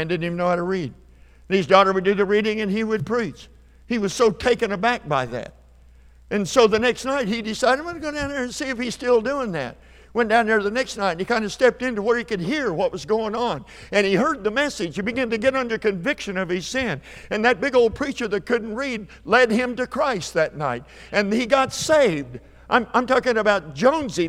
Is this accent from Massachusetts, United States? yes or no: no; Perry, Oklahoma, United States; My hometown's Perry, Oklahoma